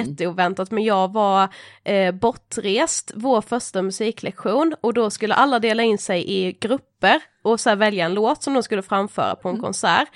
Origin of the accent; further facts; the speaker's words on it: Mörrum, Blekinge, Sweden; moved away as an adult; now in Stockholm, Sweden; jag är en 24-årig eh, eh, kvinna från eh, en liten by eh, utanför Karlshamn i Blekinge. Eh, där jag är född och uppvuxen